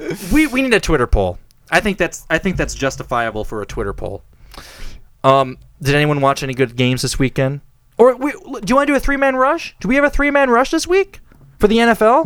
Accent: United States

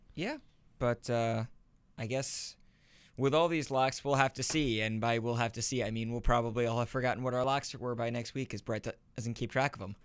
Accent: northern New Jersey, United States; I'm from northern New Jersey

